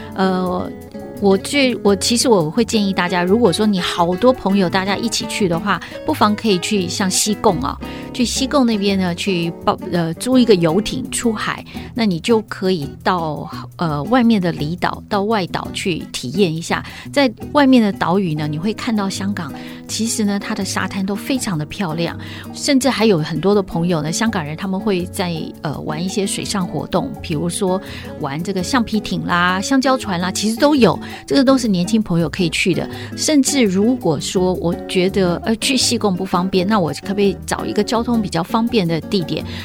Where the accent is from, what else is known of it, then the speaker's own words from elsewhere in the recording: Taipei, Taiwan; 因为我是台北人